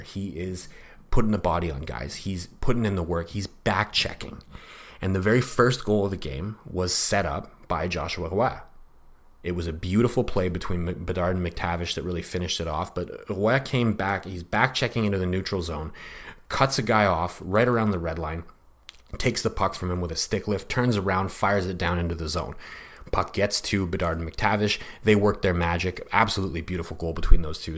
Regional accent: Canada; I'm also a Canadian

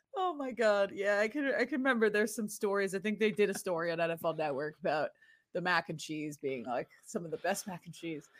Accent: Winchester, Massachusetts, United States; I grew up eight miles north of Boston in a suburb called Winchester, Massachusetts

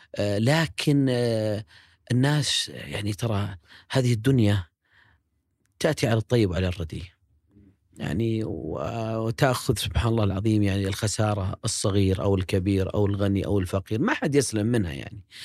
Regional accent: Riyadh, Riyadh Province, Saudi Arabia; مواليد ومسقط رأسي هو الشميسي أم سليم الرياض

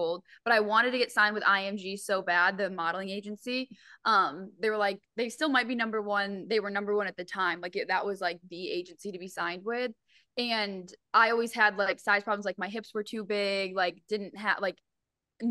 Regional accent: Syracuse, New York, United States; I'm from Syracuse, New York. So we're like 3 hours from the city.

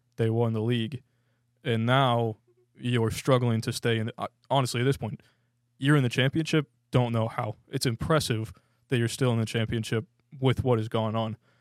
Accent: United States; as an American

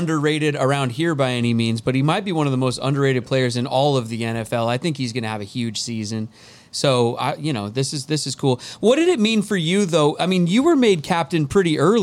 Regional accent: Edmonds, Washington, United States; I'm a guy from Edmonds.

